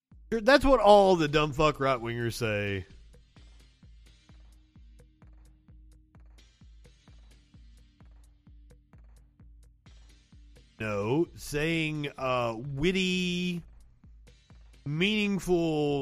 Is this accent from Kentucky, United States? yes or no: yes; Kentucky, United States; I'm from Kentucky.